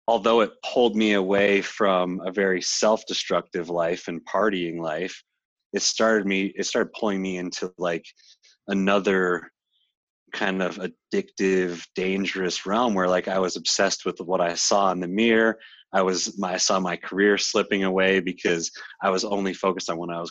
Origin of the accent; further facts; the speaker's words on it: Littleton, Colorado, United States; moved away as an adult; also born or lived in Boulder, Colorado; now in California, United States; back in my hometown where my parents are